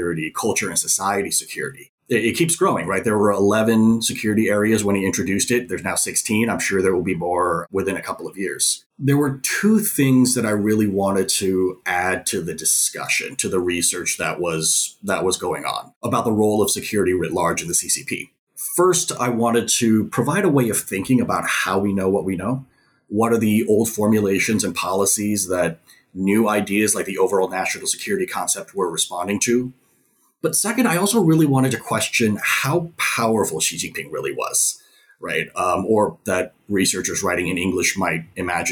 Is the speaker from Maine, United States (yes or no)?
no; San Francisco Bay Area, California, United States; also born or lived in Taipei, Taiwan; So I was born in Taipei and my parents immigrated to the San Francisco Bay Area when I was pretty young. So I grew up with a heritage speaker's